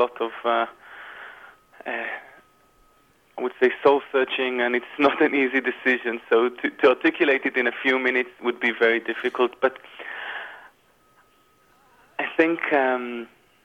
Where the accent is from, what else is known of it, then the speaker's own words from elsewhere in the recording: Ra'anana, Central District, Israel; I was born in Israel in a very Zionistic home